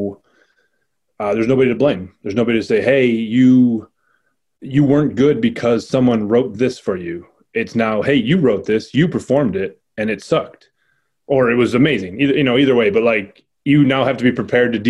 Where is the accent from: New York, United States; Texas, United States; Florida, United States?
New York, United States; Rochester; my hometown